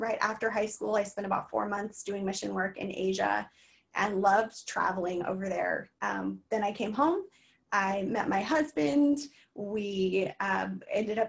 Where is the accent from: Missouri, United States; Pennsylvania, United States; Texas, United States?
Missouri, United States; moved away as an adult; also born or lived in East Coast; we moved back to the state or to my hometown in Missouri